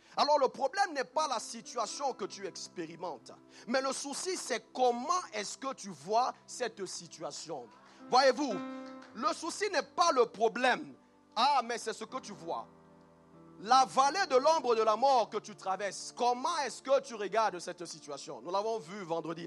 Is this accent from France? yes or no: no; Cameroon; moved away; moi je viens du Cameroun